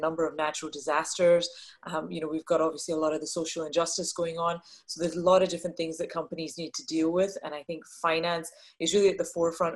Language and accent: English; Scotland, United Kingdom; moved away as an adult; now in Dallas, United States; I was born and brought up in Scotland, which is a little bit of the accent that you will hear as we have our conversation